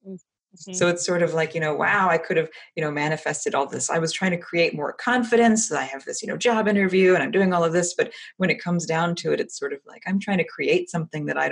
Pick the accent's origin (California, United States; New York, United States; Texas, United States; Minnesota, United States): Texas, United States; I actually am Texan.